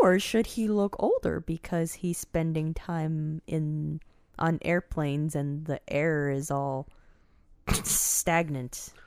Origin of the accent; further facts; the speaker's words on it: United States; moved away; I grew up near Maryland